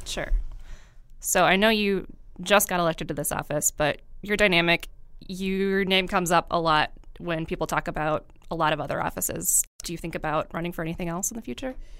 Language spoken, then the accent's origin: English; Marinette, Wisconsin, United States; I grew up in Marinette